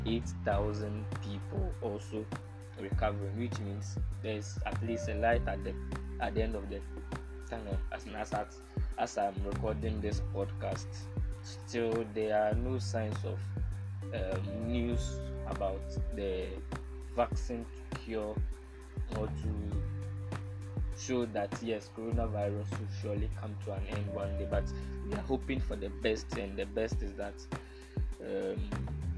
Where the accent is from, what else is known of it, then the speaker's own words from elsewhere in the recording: Ghana; speaking as a Ghanaian